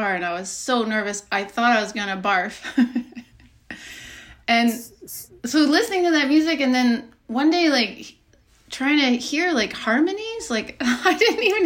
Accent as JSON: {"language": "English", "region": "Alberta", "country": "Canada", "tie": "born or raised there", "said": "I grew up and my parents are from England, and they moved to Alberta."}